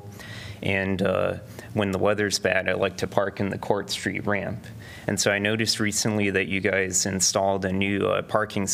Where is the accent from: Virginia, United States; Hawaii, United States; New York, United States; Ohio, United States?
Virginia, United States; Alexandria; also born or lived in Raleigh, North Carolina; now in Iowa City, United States; I live in the east side of Iowa City, 52245, and I'm originally from Alexandria, Virginia.